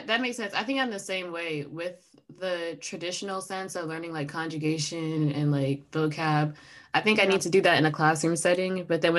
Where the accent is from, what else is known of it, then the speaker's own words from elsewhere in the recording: United States; accent: American; And I make sure my accent is in full force so they know I'm just American.